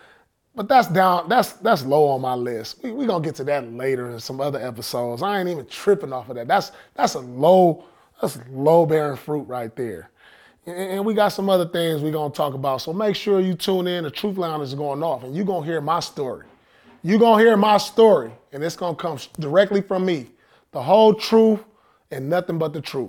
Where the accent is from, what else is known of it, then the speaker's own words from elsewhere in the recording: Inglewood, California, United States; we grew up together in Inglewood High School. We played JV together.